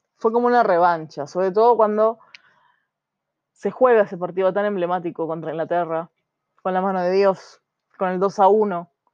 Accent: Argentina; como argentinos

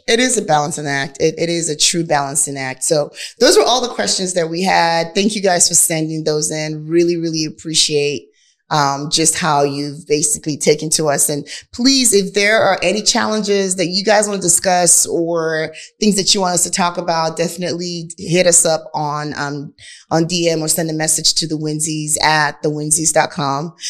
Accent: Nigeria; accent: Nigerian; now in Houston, United States; My Nigerian accent

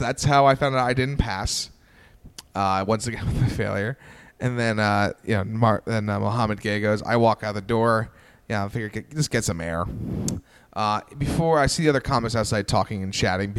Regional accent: Peekskill, New York, United States; I'm from Peekskill, New York and Westchester.

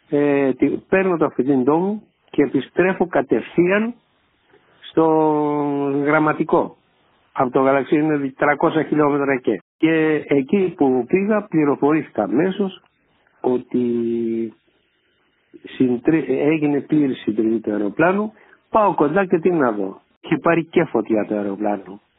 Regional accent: Galaxidi, Central Greece, Greece; Πήγα και εγώ άδεια λίγε μέρε και πήγα φυσικά στην ιδιαίτερη πατρίδα μου που είναι το γαλαξίδι.

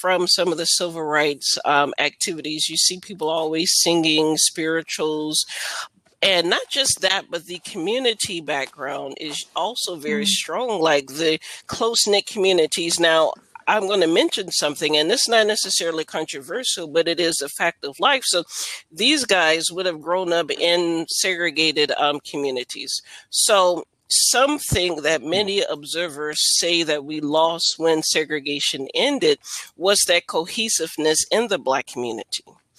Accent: Alabama, United States; now in Virginia, United States; coming from an African-American background myself, I'm from Alabama, so I was raised in the South.

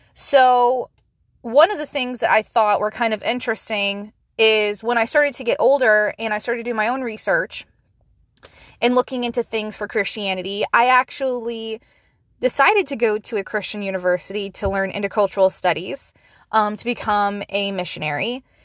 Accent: United States; we as an American society

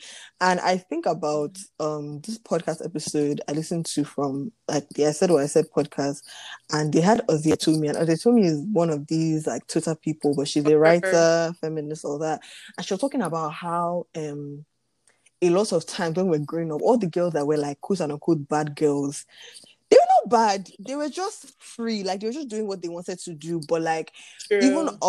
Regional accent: Nigeria; especially as a Nigerian, like...

